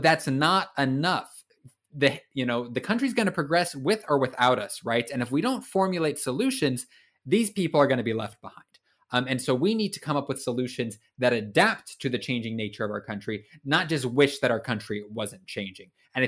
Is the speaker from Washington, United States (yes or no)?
yes; Vancouver, Washington, United States; I hail from Washington State, a city called Vancouver. Great part of the country, by the way.